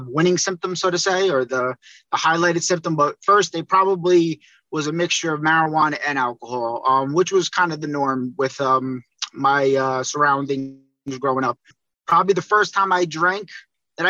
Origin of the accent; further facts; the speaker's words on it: Northern New Jersey, United States; I'm from Northern New Jersey.